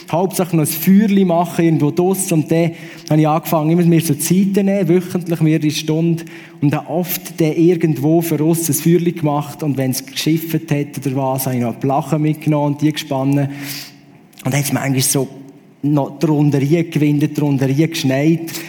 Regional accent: Aargau, Switzerland; bin ich irgendwo am See laufen, wo ich aufgewachsen bin, am Halwiler See, sorry, nicht Zürichsee.

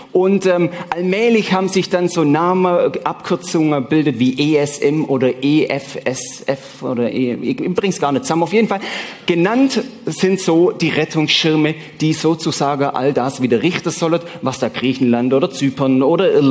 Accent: Switzerland; Ihr oder mir als Schweizer haben natürlich den Vorteil, dass wir kein Euro haben.

